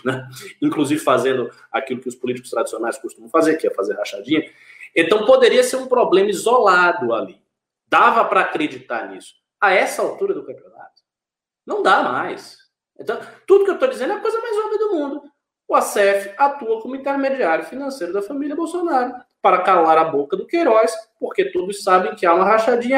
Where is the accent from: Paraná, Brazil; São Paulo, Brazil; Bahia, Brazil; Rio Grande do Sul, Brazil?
Bahia, Brazil; moved away; Lá no meu estado original, na Bahia